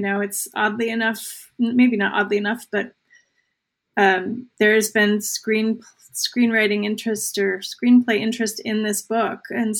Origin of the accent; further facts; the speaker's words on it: New Jersey, United States; Now, I grew up in New Jersey, so you know, like when people are like, that sounds made up.